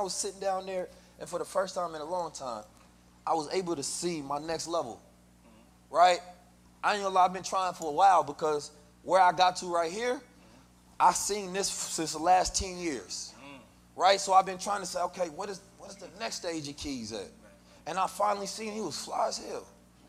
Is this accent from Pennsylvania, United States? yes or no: no; St. Louis, Missouri, United States; also born or lived in Oakland, United States; You know, growing up in St. Louis and Oakland, California, those are very dangerous environments.